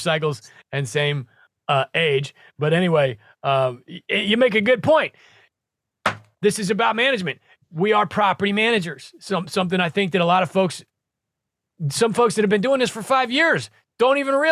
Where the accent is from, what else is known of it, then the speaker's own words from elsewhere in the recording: Nebraska, United States; I'm from Nebraska